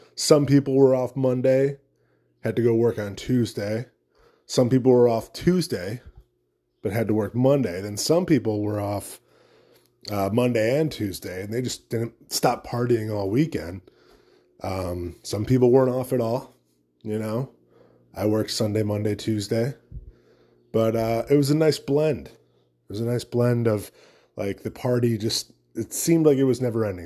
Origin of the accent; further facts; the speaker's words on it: United States; As an American